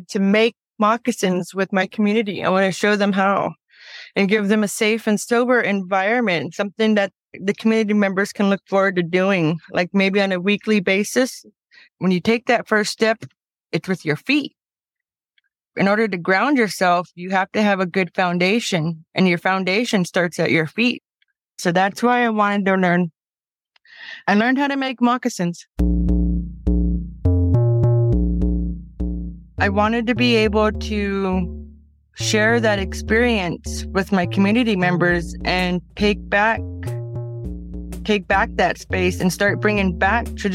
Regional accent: Plains, Montana, United States; now in Flathead Reservation, Montana, United States; I was born in Plains, Montana.

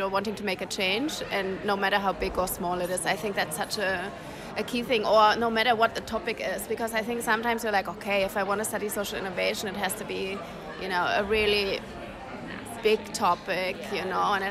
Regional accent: Germany; I'm from Germany.

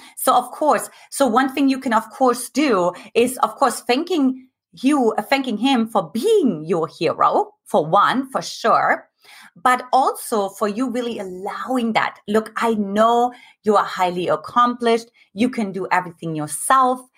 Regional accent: eastern Germany, Germany; moved away; I grew up in Eastern Germany

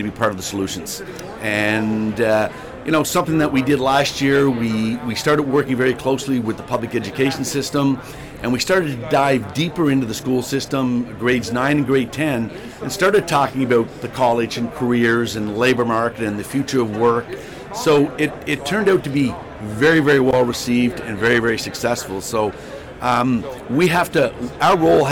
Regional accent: Charlottetown, Prince Edward Island, Canada; I'm born and raised in Charlottetown

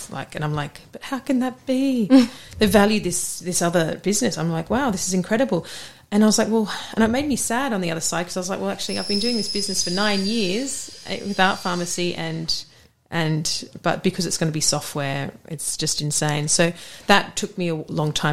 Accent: Australia; now in England; Oh yeah, it was such a great uni, and I turned up as this Australian. Everyone used to pay me out.

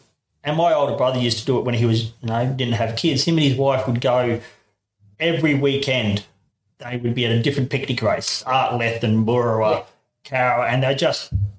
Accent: Darwin, Northern Territory, Australia; now in Boorowa, Australia; I grew up in Darwin

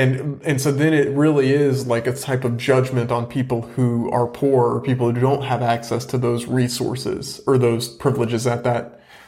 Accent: the South, United States; accent: Southern; I've tried to minimize in some respects my Southern root, my roots, my Southern accent.

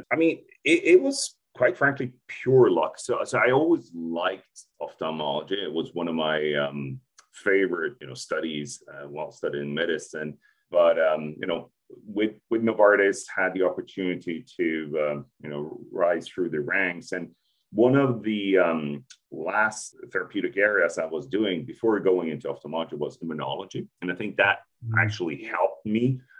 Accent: Sweden; also born or lived in Turkey; now in Japan; So yeah, well, it's been a while, you know, I grew up in Sweden, so in Europe. Spent most of my time there, but also had the opportunity to, move around other countries as well.

